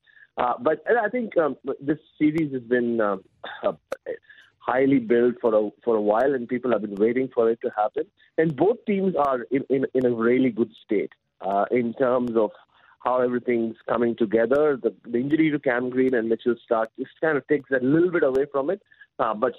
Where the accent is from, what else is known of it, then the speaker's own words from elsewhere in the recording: Mumbai, Maharashtra, India; moved away; yesterday was my first day back in India, even though I'm originally from Mumbai